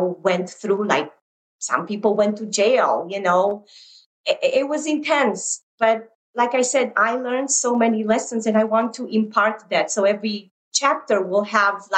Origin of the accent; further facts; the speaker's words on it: Romania; moved away; growing up in Romania during communism.